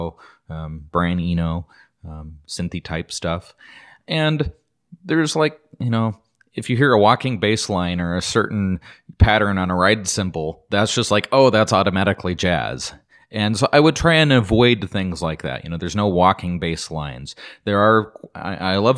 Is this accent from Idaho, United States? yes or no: yes; Idaho, United States; Growing up in Idaho, if you were to go to McCall or you go to Sun Valley, Ketchum area, or you just travel around in some of these smaller towns, we have a little touristy towns